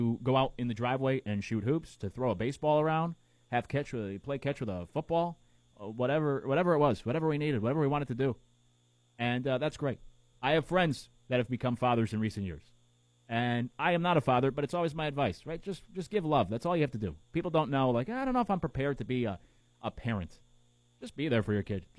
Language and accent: English; Connecticut, United States; We grew up in Connecticut